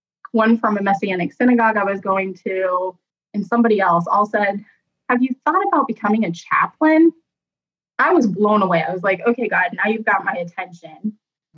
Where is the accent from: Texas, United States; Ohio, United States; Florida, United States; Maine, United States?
Ohio, United States; Columbus; also born or lived in Shreveport, Louisiana; I grew up here in the Columbus, Ohio area all of my life